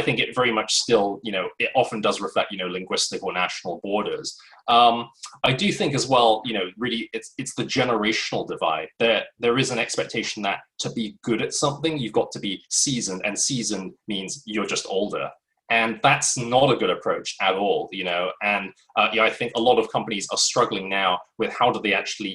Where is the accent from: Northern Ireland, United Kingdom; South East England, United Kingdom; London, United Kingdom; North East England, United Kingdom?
London, United Kingdom; moved away as an adult; also born or lived in United States; back to London, my hometown